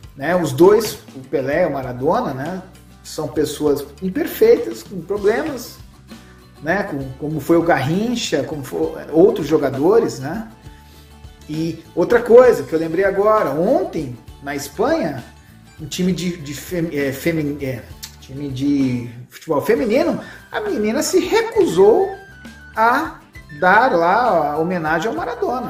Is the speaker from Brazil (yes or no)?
yes; Brazil; eu vou falar como brasileiro